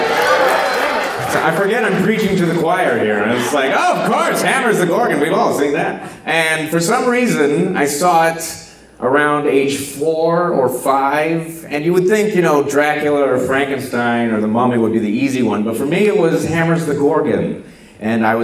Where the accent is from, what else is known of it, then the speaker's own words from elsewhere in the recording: South Texas, United States; I'm from South Texas.